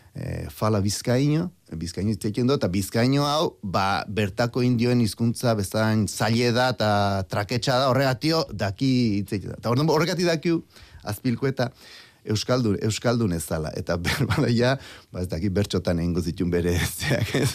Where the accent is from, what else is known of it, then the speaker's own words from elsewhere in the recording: Basque Country, Spain; moved away as an adult; also born or lived in Brazil; ni euskaldune naiz e, eta aukeraz e, ba brasildarra naiz